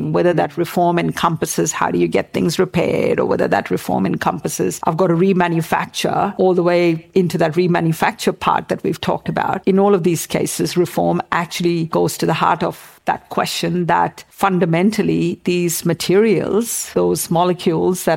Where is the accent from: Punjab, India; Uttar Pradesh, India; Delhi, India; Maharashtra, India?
Maharashtra, India; Mumbai; now in Australia; I grew up in Mumbai.